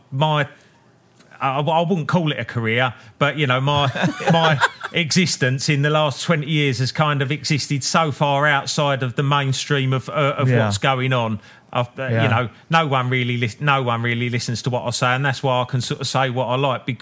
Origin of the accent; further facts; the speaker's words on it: United Kingdom; us as British blokes